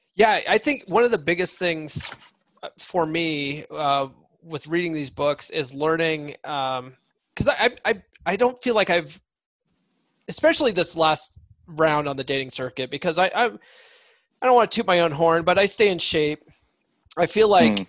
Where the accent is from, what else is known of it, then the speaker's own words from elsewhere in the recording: Colorado, United States; moved away; also born or lived in San Diego; I grew up in Colorado